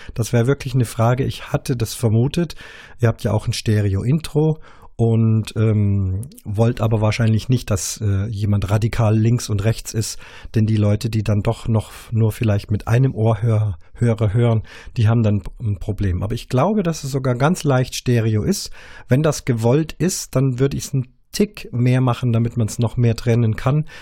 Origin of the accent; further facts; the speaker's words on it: Munich, Bavaria, Germany; mir als als Bayer, als Münchner